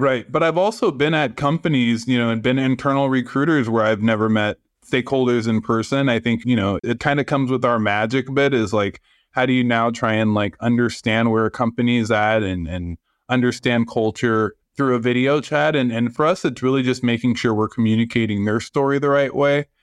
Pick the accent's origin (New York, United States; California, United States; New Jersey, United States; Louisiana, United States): California, United States; San Francisco; moved away as an adult; now in Los Angeles, United States; I grew up in San Francisco. I'm very Bay Area